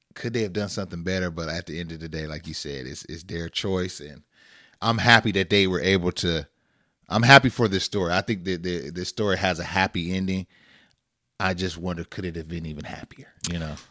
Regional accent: Northern California, United States; we grew up in Northern California.

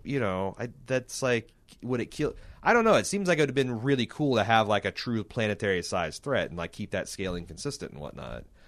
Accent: United States; I'm from America

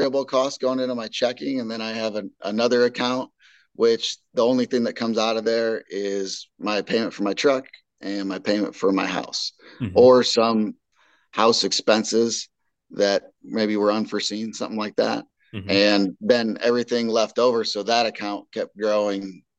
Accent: Indiana, United States; moved away as an adult; now in St. Louis, United States; I'm from Indiana, and you know, family and friends that I grew up hunting with and stuff still live in Indiana

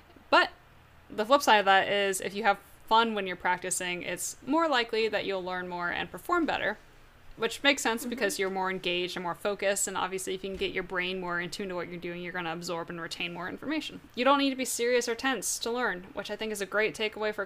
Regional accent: Georgia, United States; also born or lived in Vermont; I've lived in Georgia since I was almost six, and Georgia's my home

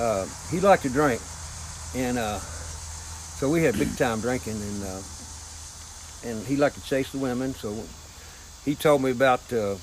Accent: Kentucky, United States; growing up in Kentucky

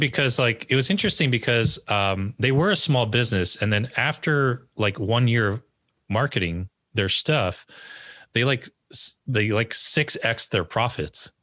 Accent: northern New Jersey, United States; also born or lived in Berkeley, California; I grew up in northern New Jersey, the home of many Koreans

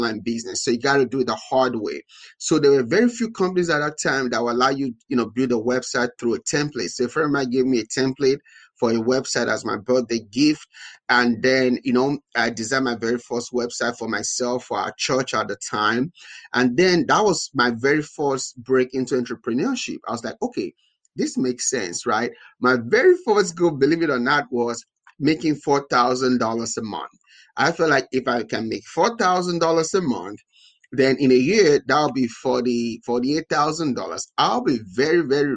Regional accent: Nigeria; moved away as an adult; now in United States; I'm originally from Nigeria. I was born and raised in Nigeria

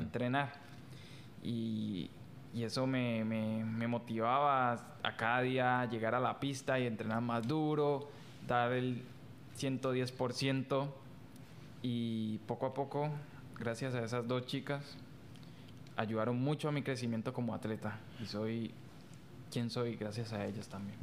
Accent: Colombia

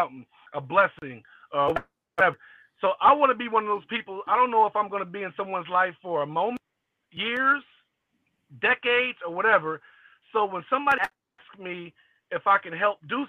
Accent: Long Beach, California, United States; moved away as an adult; also born or lived in Little Rock, Arkansas / Cincinnati, Ohio; When I was like 2, mom moved to Long Beach, California. So I've been out there ever since I got recruited by University of Cincinnati

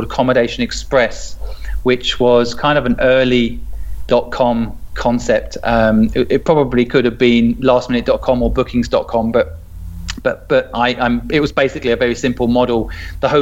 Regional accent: a small town in England, United Kingdom; moved away as an adult; also born or lived in Hong Kong; I grew up in Sydney. It's a small town in England.

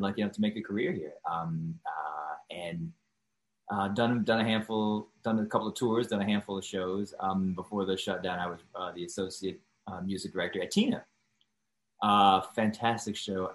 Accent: Washington, District of Columbia, United States; moved away as an adult; also born or lived in Atlanta / New York; I'm from Washington, D.C.

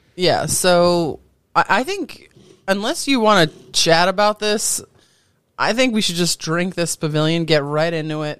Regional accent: United States; I'm as American as apple pie.

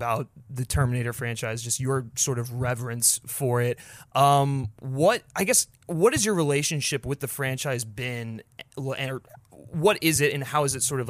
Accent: Frederick, Maryland, United States; I'm from Frederick

